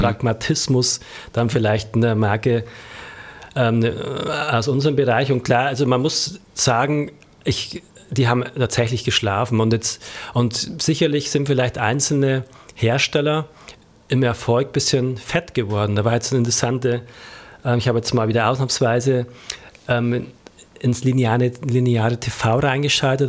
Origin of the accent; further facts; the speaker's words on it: Bavaria, Germany; als Bayer